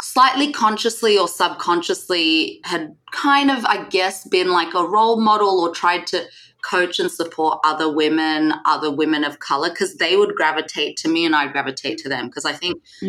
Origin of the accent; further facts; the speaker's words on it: Sydney, New South Wales, Australia; moved away as an adult; also born or lived in Singapore; now in London, United Kingdom; I was born in Singapore, uh, but when I was about three or four, my parents moved to Sydney, Australia, where I grew up.